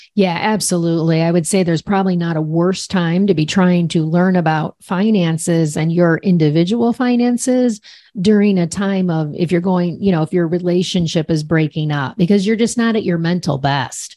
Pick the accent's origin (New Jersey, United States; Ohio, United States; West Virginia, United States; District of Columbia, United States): Ohio, United States; Cleveland; I'm from Cleveland